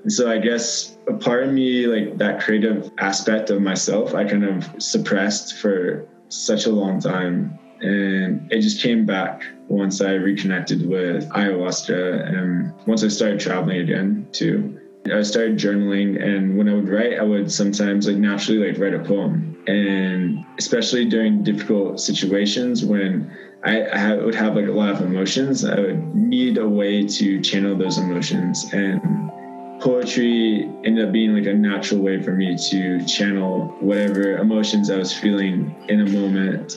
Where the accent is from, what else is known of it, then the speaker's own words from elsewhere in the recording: Leesburg, Virginia, United States; moved away as an adult; growing up in Northern Virginia in small town like Leesburg, Virginia